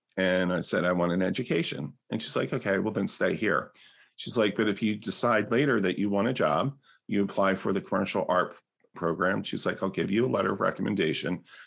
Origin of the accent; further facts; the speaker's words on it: New Jersey, United States; also born or lived in South Philadelphia; when we moved from South Philadelphia to South Jersey, in the sixties of the next year, and my father set up this big garden in our backyard.